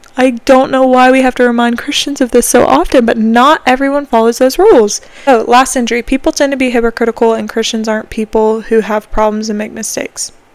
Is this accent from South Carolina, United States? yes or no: yes; South Carolina, United States; I am from South Carolina